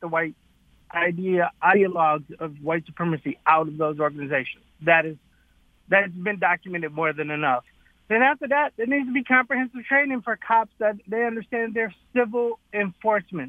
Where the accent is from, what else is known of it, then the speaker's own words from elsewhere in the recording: Detroit, Michigan, United States; I was raised in born in Detroit.